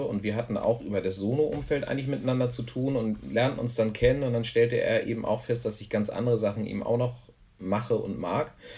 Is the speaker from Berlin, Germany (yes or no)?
no; Hamburg, Germany; moved away as an adult; also born or lived in Frankfurt am Main, Germany / near Wimbledon, London, England; now in Tornesch, Germany; ich bin tatsächlich in äh, Frankfurt am Main geboren. Und da habe ich aber auch nur die ersten beiden Lebensjahre verbracht und dann sind wir nach Hamburg gezogen